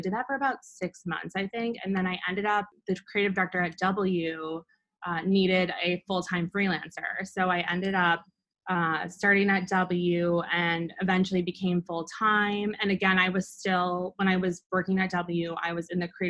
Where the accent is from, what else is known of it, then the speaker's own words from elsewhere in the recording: Mendota Heights, Minnesota, United States; moved away as an adult; also born or lived in Des Moines, Iowa; now in New York, United States; I'm originally from Minnesota. I grew up in a suburb called Mendota Heights, which is where my family still lives